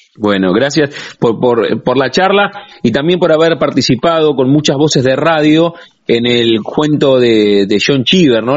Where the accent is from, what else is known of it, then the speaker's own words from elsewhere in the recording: La Plata, Buenos Aires Province, Argentina; los que somos platenses